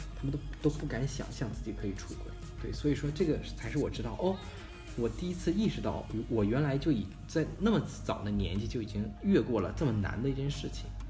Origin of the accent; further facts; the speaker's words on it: Harbin, Heilongjiang, China; 我出生在黑龙江哈尔滨，就是一个最北的一个省会